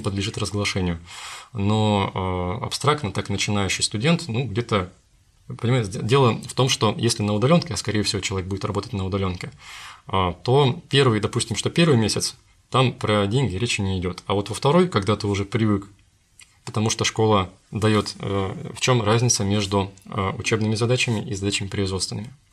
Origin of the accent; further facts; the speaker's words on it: Krasnoyarsk, Krasnoyarsk Krai, Russia; moved away; мой родной город Красноярск